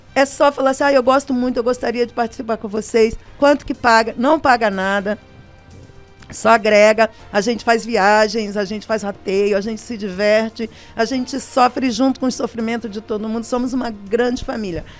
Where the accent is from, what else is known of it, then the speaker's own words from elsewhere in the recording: Barra do Piraí, Rio de Janeiro, Brazil; moved away; also born or lived in São Paulo; Eu venho do estado do Rio de Janeiro, uma cidade chamada Barra do Piraí, que é o meu lugar